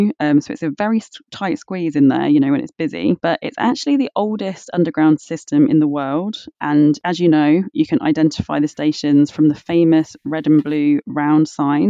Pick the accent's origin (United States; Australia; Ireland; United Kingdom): United Kingdom; London; I am such a Londoner because I get really pissed off if I have to wait longer than like 3 minutes max.